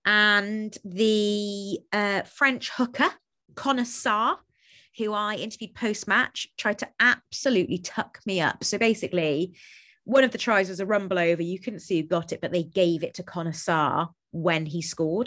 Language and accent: English; Cardiff, Wales, United Kingdom; moved away as an adult; also born or lived in London; I'm from Cardiff